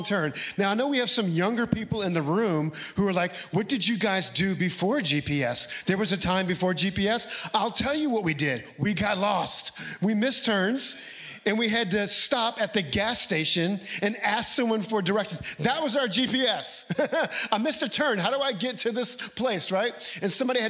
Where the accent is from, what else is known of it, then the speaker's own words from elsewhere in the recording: Louisiana, United States; moved away as an adult; I was still living in my home state of Louisiana